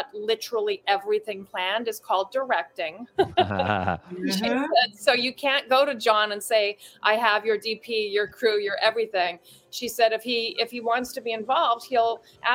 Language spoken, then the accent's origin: English; Canada; now in New York, United States; I grew up in Canada. I'm originally from Canada. I've lived in New York now longer than there